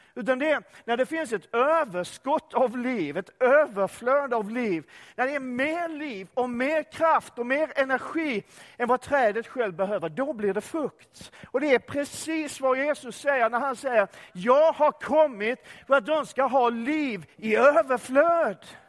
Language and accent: Swedish; Sweden; also born or lived in Öckerö / Lund / Enköping; Var jag än befinner mig i den här världen så är jag fortfarande svensk